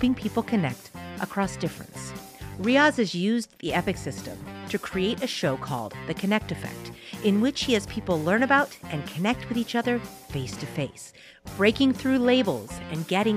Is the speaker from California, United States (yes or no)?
yes; San Francisco, California, United States; I said, oh, San Francisco